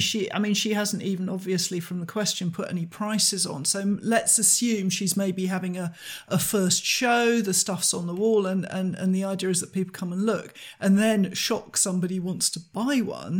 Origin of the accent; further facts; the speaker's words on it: United Kingdom; as a British person